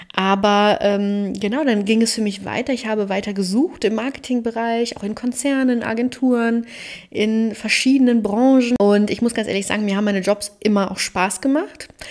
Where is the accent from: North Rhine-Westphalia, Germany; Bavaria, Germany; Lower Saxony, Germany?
North Rhine-Westphalia, Germany; Cologne; moved away as an adult; also born or lived in Berlin; Ich bin geborene Kölnerin mit rumänischen Wurzeln und lebe wieder in Köln